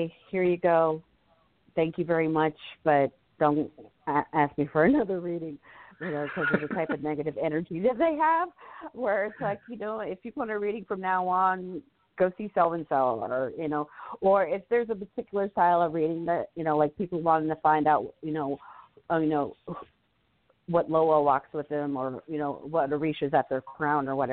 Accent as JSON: {"language": "English", "region": "Florida", "country": "United States", "tie": "born or raised there", "said": "growing up in Florida"}